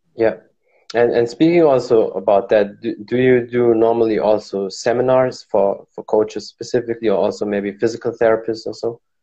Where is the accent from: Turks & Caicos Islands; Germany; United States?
Germany; I'm from Germany.